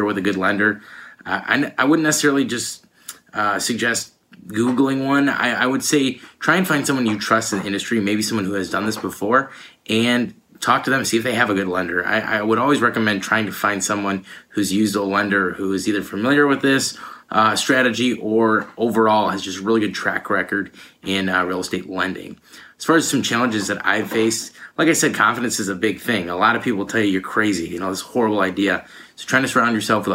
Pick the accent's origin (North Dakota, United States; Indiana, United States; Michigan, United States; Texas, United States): Michigan, United States; Allen Park; I'm from Allen Park, Michigan, which is about 20 minutes away from Detroit.